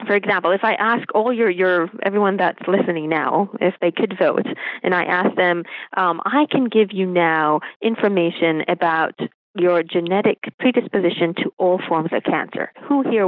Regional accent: Israel; moved away as an adult; also born or lived in United States; I grew up in Israel

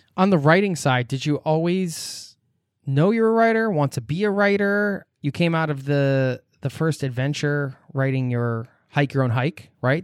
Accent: United States; I'm American.

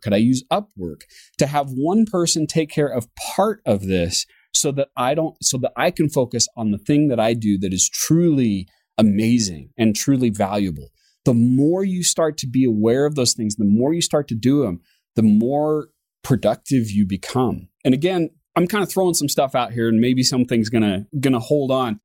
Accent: United States; me being an American

